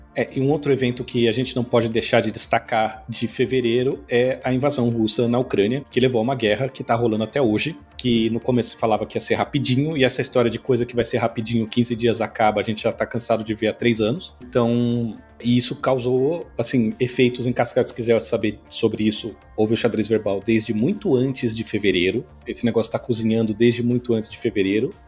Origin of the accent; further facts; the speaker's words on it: São Paulo, Brazil; moved away as an adult; now in Natal, Brazil; Eu vivi a vida inteira, assim, eu cresci em São Paulo